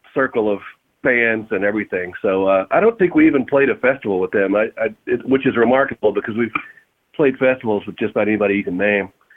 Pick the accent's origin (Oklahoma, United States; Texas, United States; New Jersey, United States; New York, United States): Texas, United States; Fort Worth; I'm from Fort Worth